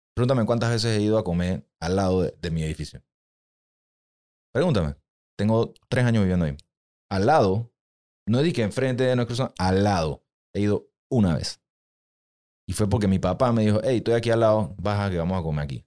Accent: Panama; los panameños somos el ser más egoísta que existe

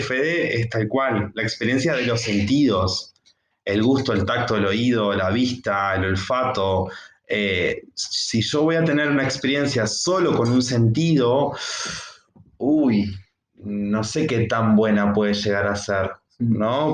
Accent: Uruguay; como uruguayos y uruguayas que somos

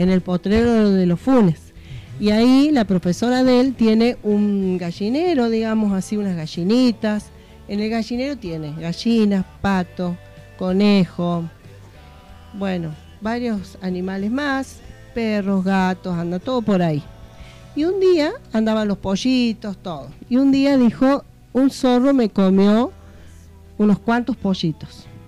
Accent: La Pampa, Argentina; moved away; allá de donde yo vengo en La Pampa era así

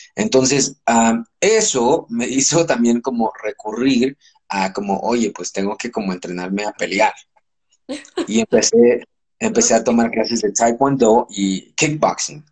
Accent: Los Angeles, California, United States; moved away as an adult; also born or lived in Puebla, Mexico; now in Mexico City, Mexico; nací en México, pero crecí en Los Ángeles y ahora llevo 15 años viviendo en México

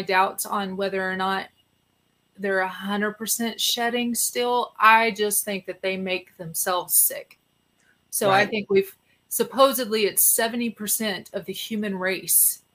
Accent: Texas, United States; I'm a Texan.

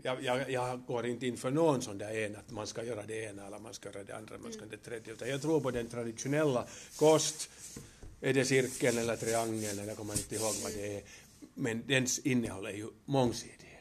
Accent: Helsinki, Uusimaa, Finland; also born or lived in Kuopio; Jag är alltså jag är född i Helsingfors. Jag har börjat min skola i Kuopio. Jag har gått hälften av min skola på finska och sen andra hälften på svenska

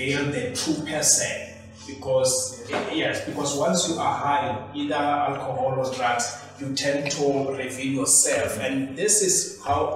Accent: Mamelodi, Gauteng, South Africa; I'm from Mamelodi

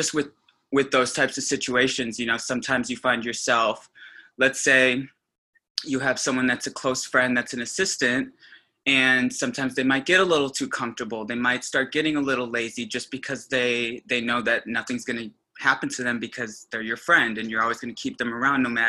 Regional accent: Des Plaines, Illinois, United States; I'm originally from Chicago, northwest suburb called Des Plaines.

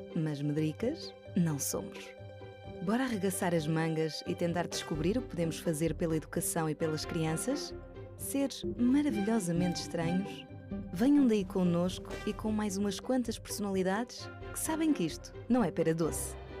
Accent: Azores, Portugal; moved away as an adult; also born or lived in Braga; eu, eu cresci, eh, nasci e cresci nos Açores

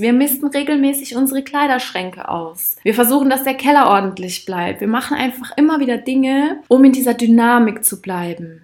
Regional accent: Rhineland-Palatinate, Germany; Ich bin auch in Rheinland-Pfalz aufgewachsen. Also ich habe dort meine Jugend auch verbracht, ganz intensiv.

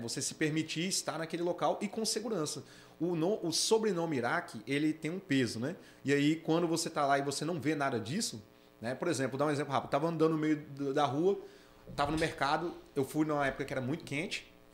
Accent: Brasília, Federal District, Brazil; moved away as an adult; also born or lived in Natal; eu sou de Brasília, morei em Natal 10 anos

